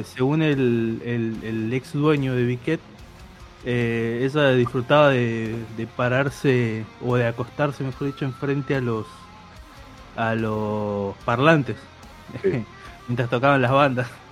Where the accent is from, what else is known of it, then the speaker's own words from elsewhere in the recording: Chaco, Argentina; now in Buenos Aires, Argentina; mi casa de cuando era chico en Chaco